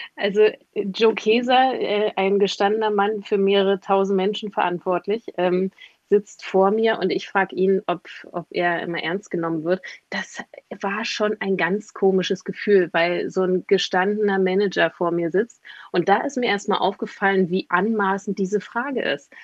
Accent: East Germany, Germany; Ich komme aus Ostdeutschland.

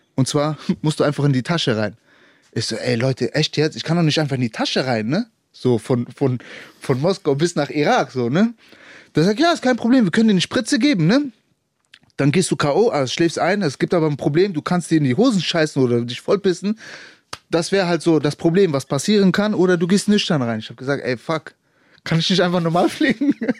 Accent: Germany; ich bin Deutscher

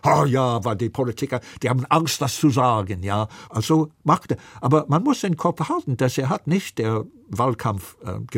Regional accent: New York, United States; German is a second language; Ich komme aus New York. In Manhattan, Donald Trump hat 50.000 Wähler und Hillary 500.000.

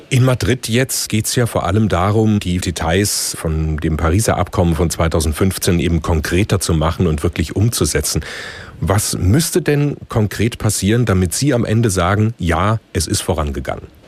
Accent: Germany; bei uns in Deutschland

